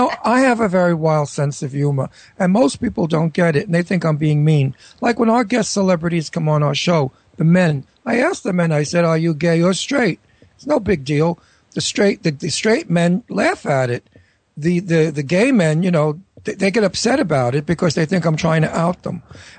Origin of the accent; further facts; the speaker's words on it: New York City, New York, United States; also born or lived in California; now in New York, United States; lived in California half of my life, and I really can't stand the monotony of the same weather. I was born in Brooklyn, New York, raised in snow and sun and summer, and I love it.